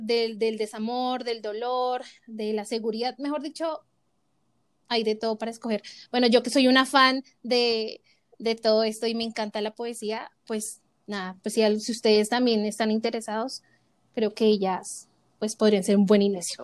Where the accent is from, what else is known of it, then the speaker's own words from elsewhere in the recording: Bogotá, Colombia; somos de Bogotá.